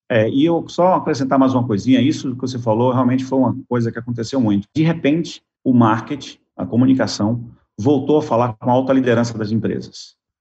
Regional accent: Bahia, Brazil; como bom baiano

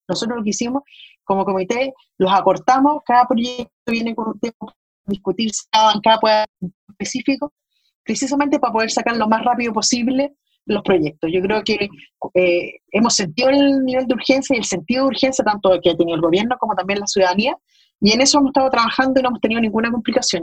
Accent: Chile; como, chileno.

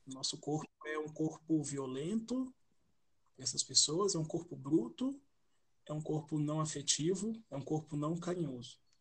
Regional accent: Belo Horizonte, Minas Gerais, Brazil; sou de Belo Horizonte

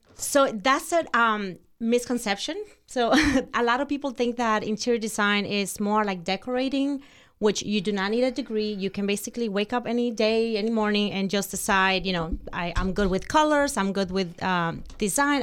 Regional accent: Santo Domingo, Distrito Nacional, Dominican Republic; English is a second language; moved away; I was born in Santo Domingo, which is the capital of Dominican Republic

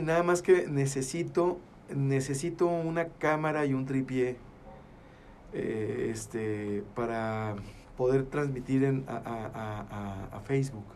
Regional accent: Gómez Palacio, Durango, Mexico; somos del ombligo del mundo.

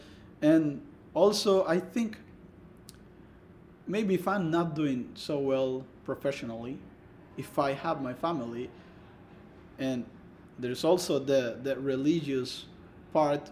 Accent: El Salvador; English is a second language; moved away as an adult; in El Salvador, I learned English

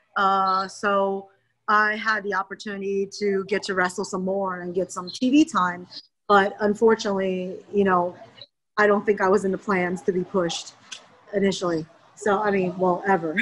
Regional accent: United States; being Asian American

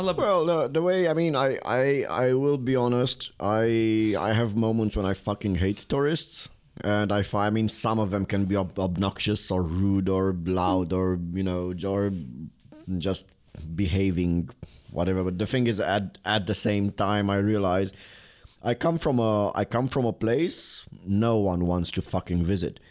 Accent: Bucharest, Romania; now in Prague, Czech Republic; I come from a place no one wants to visit. It's not a thing on a, on a you know on the global map of tourism. Bucharest

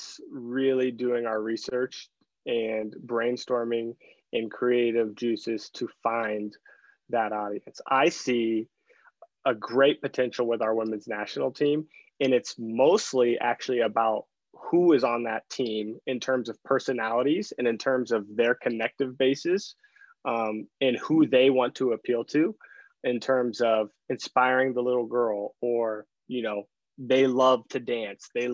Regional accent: Kansas, United States; I'm from Kansas

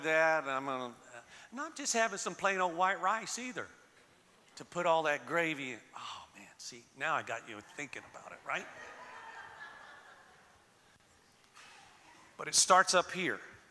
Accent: Florida, United States; moved away; I was born and raised in Florida. So I was born and raised on the Gulf side

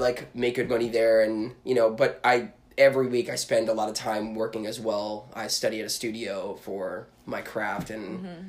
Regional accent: Newark, New Jersey, United States; moved away as an adult; also born or lived in Essex County, New Jersey / New York City / Maine; Originally from Jersey, born and raised in Newark. Okay. Lived in Essex County for a little while and then moved on to New York City. And I don't know, I've kind of lived all over the place.

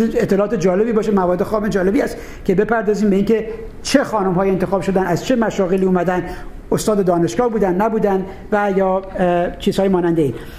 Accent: Khuzestan, Iran; من خوزستانی هستم

